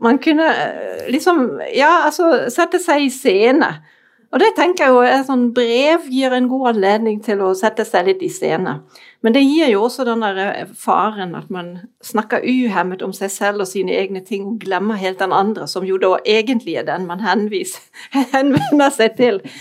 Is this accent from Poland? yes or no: no; Germany; Norwegian is a second language; moved away as an adult; now in Norway; er jeg opprinnelig tysk